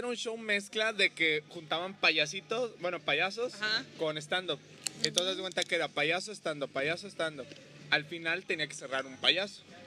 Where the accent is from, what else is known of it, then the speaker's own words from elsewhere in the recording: Xalapa, Veracruz, Mexico; now in Cancún, Mexico; yo que soy de, de Jalapa, pues bueno, ahí me tocó el frío.